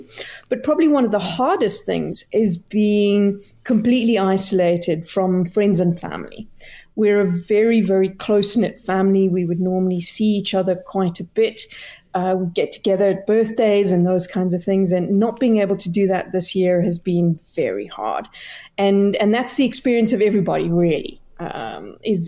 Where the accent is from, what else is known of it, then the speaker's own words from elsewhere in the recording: Clarens, Free State, South Africa; growing up in Clarence, we were about 300 kilometers away from any major center, Bloemfontein